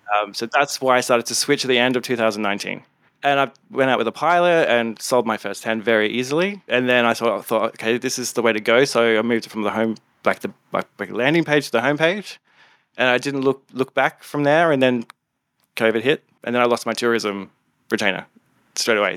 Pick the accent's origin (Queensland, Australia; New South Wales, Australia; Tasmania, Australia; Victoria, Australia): Queensland, Australia; Gold Coast; also born or lived in Townsville; now in Sydney, Australia; I am originally from the Gold Coast. I'm a gold, gold, Goldie, Australia.